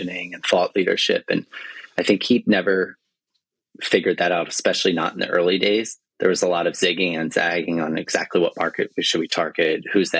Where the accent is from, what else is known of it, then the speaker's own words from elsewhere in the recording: New Jersey, United States; moved away as an adult; also born or lived in San Francisco; I'm from New Jersey